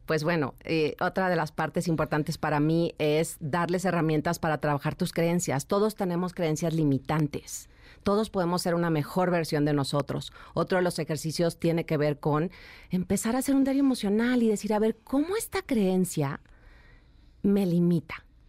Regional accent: Chihuahua, Mexico; moved away as an adult; yo soy de Chihuahua, nací allá en la ciudad de Chihuahua y me vine a los 19 años a buscar mi sueño de trabajar como modelo

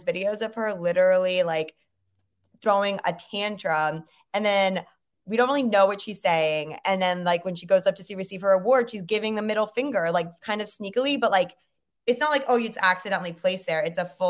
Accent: China; cause I grew up in China.

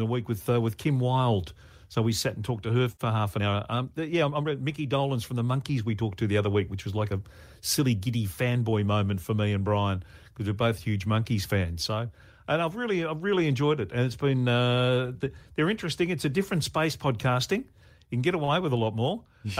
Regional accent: Brisbane, Queensland, Australia; also born or lived in Melbourne; In Brisbane. When I was growing up, I was born in Melbourne, but we moved to Queensland

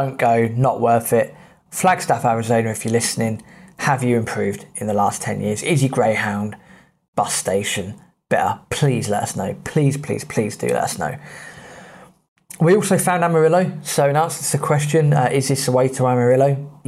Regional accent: England, United Kingdom; So being British, being English, I put on the charm.

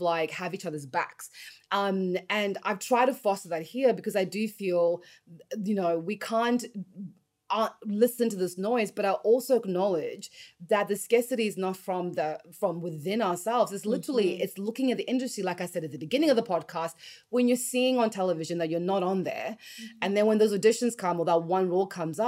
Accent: Australia; moved away as an adult; also born or lived in Los Angeles, United States; I grew up in Australia

